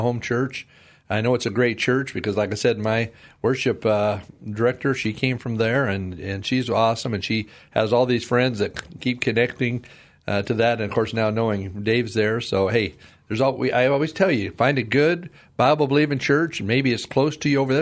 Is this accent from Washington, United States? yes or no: yes; Vancouver, Washington, United States; moved away; I was from Vancouver, Washington